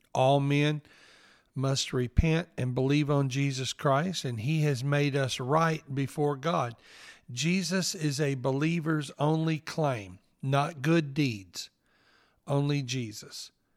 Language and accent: English; New Albany, Mississippi, United States; accent: Southern; now in Orlando, United States; I was raised in northeast Mississippi in New Albany